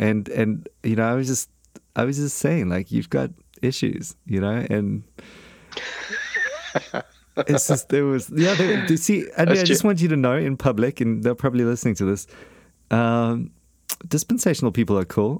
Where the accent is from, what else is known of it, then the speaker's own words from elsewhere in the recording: Australia; accent: Australian; The blokes over in Oz like my Australian accent.